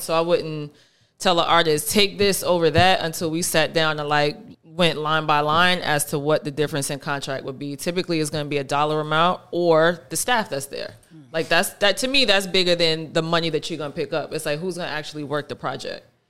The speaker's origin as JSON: {"language": "English", "region": "New York", "country": "United States", "said": "I'm from New York"}